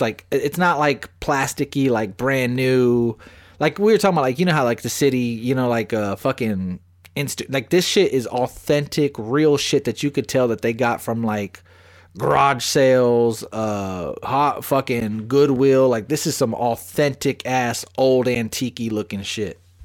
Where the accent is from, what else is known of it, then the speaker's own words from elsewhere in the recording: Bastrop, Texas, United States; now in San Antonio, United States; I'm from Smithville and Bastrop.